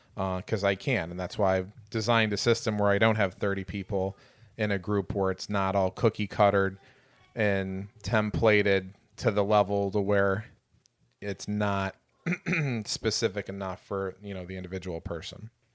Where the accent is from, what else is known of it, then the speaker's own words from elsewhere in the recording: Chesterton, Indiana, United States; moved away; also born or lived in Michigan City, Indiana; I am an Indiana transplant originally. I'm from Michigan City, actually Chesterton, Indiana.